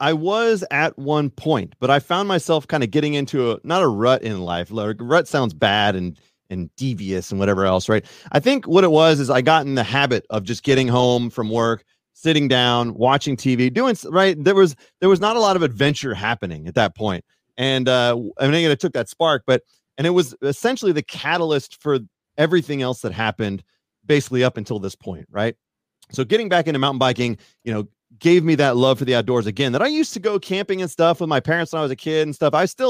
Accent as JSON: {"language": "English", "town": "Fairfield", "region": "California", "country": "United States", "tie": "born or raised there", "lives_now": "Colorado, United States", "said": "I grew up in Fairfield, which is about 45 minutes south. We're going to talk regional. Nobody really cares. But anyways, I grew up in the kind of Northern California area."}